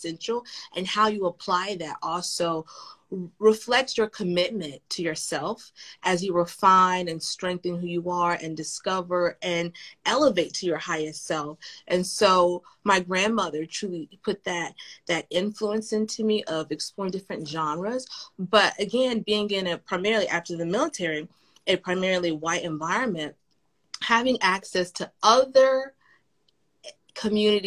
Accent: the South, United States; as a Southerner, I love Southern history

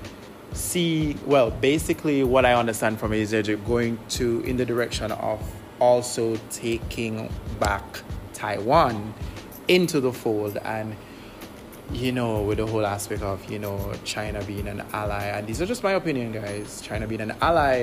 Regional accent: Jamaica; I am Jamaican. I am recording my podcast from Jamaica as well.

